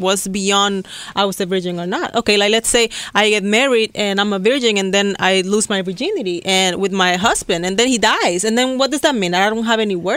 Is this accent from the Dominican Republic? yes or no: yes; Dominican Republic; I'm a Latina and I grew up in Dominican Republic. I was born and raised there